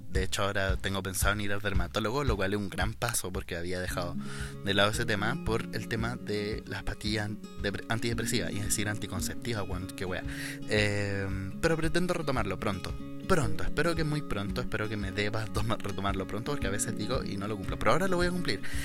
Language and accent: Spanish; Chile; soy chileno